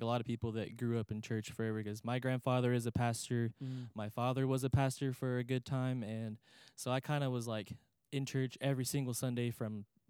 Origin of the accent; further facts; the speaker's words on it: New Home, Texas, United States; Yes, sir.